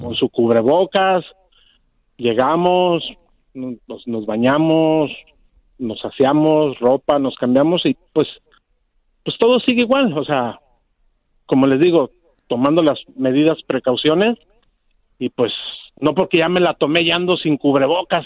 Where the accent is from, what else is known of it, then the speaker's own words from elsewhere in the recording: Jalisco, Mexico; soy jalisquillo 100%